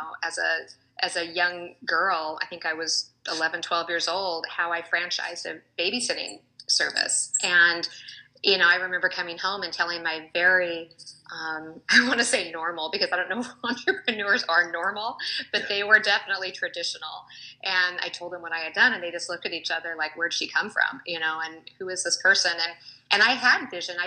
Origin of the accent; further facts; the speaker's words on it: Seattle, Washington, United States; moved away as an adult; also born or lived in Colorado; I was originally from Seattle, but moved at that time.